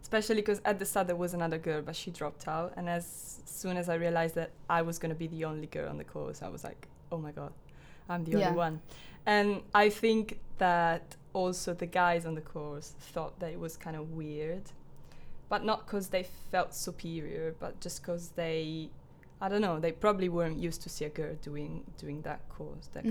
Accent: Italy; moved away as an adult; now in Falmouth, United Kingdom; I'm from Italy, studying creative music technology at Falmouth University

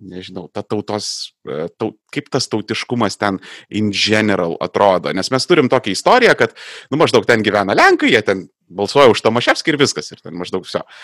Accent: Vilnius, Vilnius County, Lithuania; aš pavyzdžiui gimęs augęs e, Vilniuje, aš e, labai e, esu susipažinęs intimiai su tokiais dalykais, dar, dar netgi aš augau šalia Antoniego Vivulskėgo mokyklos

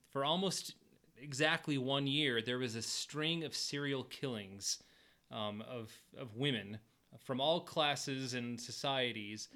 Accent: Utah, United States; We're from Utah

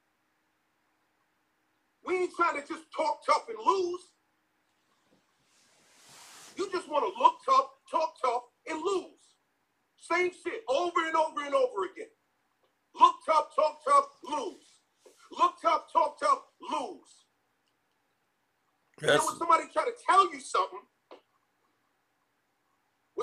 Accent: New York City, New York, United States; I'm from Farmers Boulevard in Queens, New York. We don't play like that. I was born and raised in the hood.

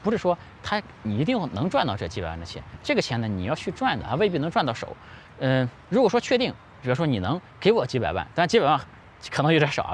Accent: China; 我们中国人

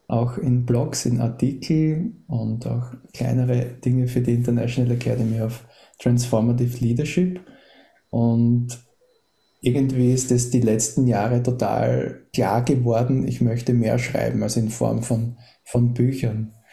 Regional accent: Austria; Das ist fast langweilig, weil ich bin in Österreich geboren und aufgewachsen

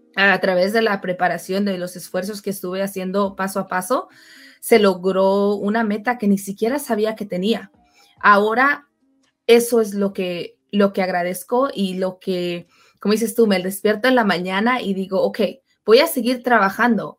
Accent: Mexico; also born or lived in California, United States; yo soy mexicana

